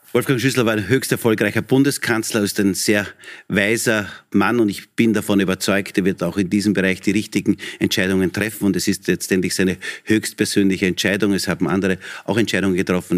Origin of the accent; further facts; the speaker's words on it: Texingtal, Lower Austria, Austria; Bürgermeister in meiner Heimatgemeinde mhm. in Niederösterreich, in Texingtal